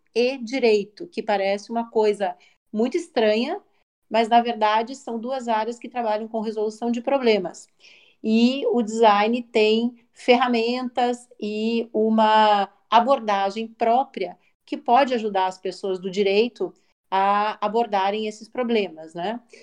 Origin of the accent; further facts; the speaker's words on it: Curitiba, Paraná, Brazil; also born or lived in São Paulo; Também sou curitibana, né, moro em Curitiba hoje